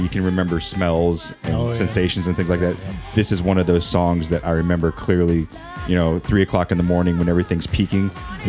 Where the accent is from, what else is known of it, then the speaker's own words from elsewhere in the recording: Tokyo, Japan; But so growing up in Tokyo around this time and living there, like the one particular club I used to go to just played like a lot of house.